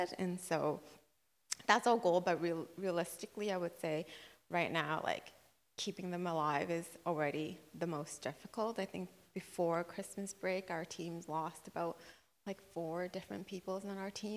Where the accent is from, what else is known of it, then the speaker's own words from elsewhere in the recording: Brunei; moved away; growing up in Brunei, we would go to someone's house and worship the Lord